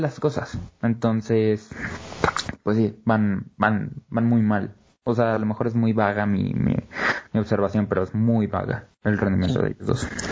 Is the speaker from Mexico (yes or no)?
yes; Mexico; queremos como mexicanos